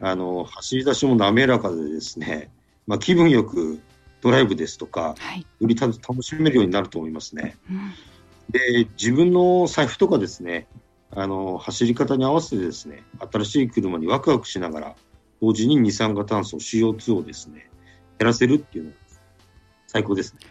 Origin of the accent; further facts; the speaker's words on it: Sapporo, Hokkaido, Japan; 地元北海道札幌の高校でですね